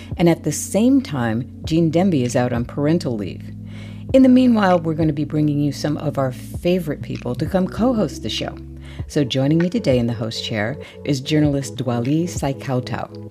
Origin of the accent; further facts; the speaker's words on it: Connecticut, United States; Daddy was born and raised in Connecticut as you know, I was, I grew up there